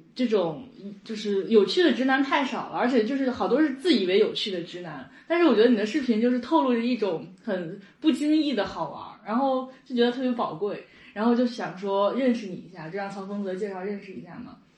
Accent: Liaoning, China; accent: Liaoning dialect; 我们这可能是辽宁方面

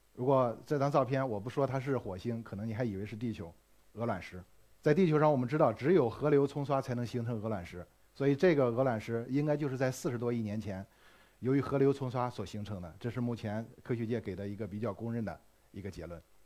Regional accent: China; 我们中国人

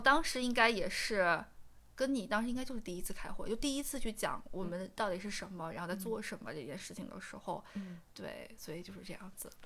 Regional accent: Xi'an, Shaanxi, China; moved away; 我老家西安的

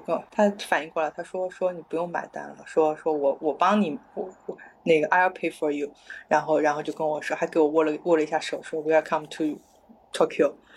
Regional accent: China; 我从中国来

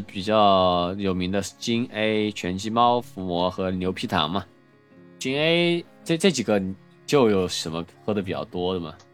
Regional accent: Chengdu, Sichuan, China; 作为成都人，最多就是冷淡杯儿

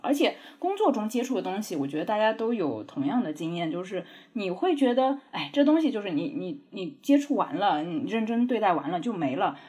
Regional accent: Jiangnan, China; moved away; 我老家是在江南的乡下

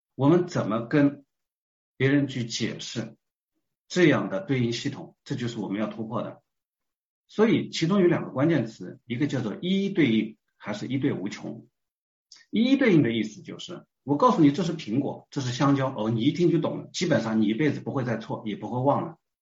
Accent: China; 我们是中国人啊

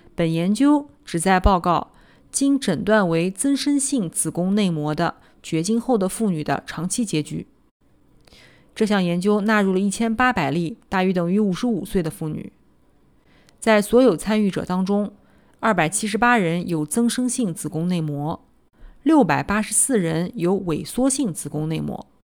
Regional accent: Nanjing, Jiangsu, China; 我来自南京，读完博士，在三甲医院的心脏科干了七年

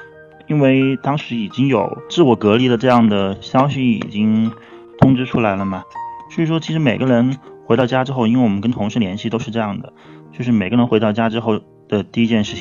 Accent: Jingzhou, Hubei, China; now in Wuhan, China; 我平时工作的地方呢是在武汉市，那么现在因为过年的原因，我现在回到我的老家，也就是湖北的荆州。

